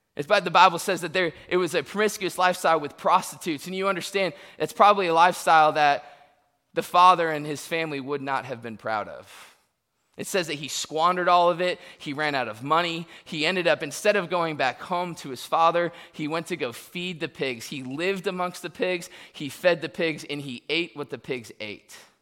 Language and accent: English; Tampa, Florida, United States; now in Searcy, United States; I was born in Tampa, and now I live in Searcy, Arkansas.